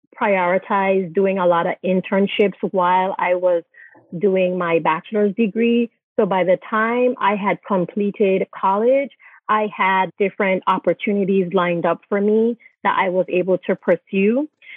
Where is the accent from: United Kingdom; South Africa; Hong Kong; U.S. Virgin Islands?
U.S. Virgin Islands; moved away as an adult; So I'm originally from the Virgin Islands and I'm a dual citizen.